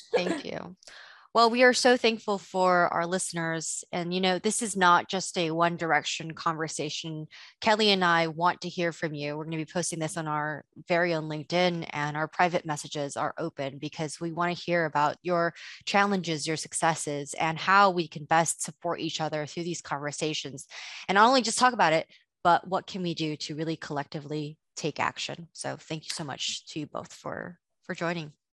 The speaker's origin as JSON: {"language": "English", "country": "Indonesia", "tie": "born or raised there", "moved": "yes", "said": "I didn't grow up in the States, I grew up in Indonesia"}